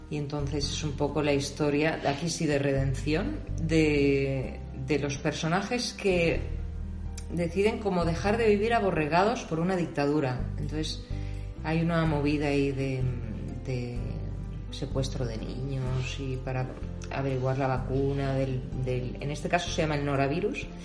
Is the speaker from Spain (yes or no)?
yes; Spain; siendo española, que no soy fan de las series españolas